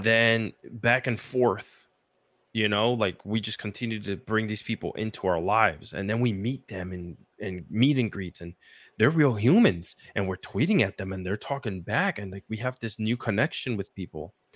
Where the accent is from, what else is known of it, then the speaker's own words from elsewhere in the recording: Puerto Rico; I grew up in Puerto Rico